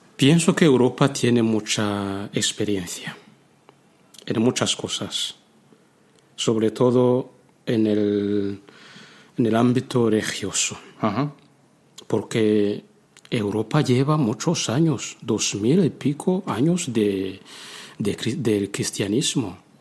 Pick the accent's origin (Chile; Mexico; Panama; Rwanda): Rwanda; Spanish is a second language; moved away as an adult; now in Spain; En África, sobre todo en mi país, Ruanda, allí tenemos tiempo para estar más con Dios